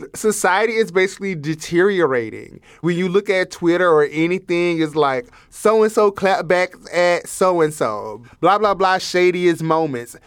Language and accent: English; Alabama, United States; moved away; also born or lived in South Dakota; growing up in Alabama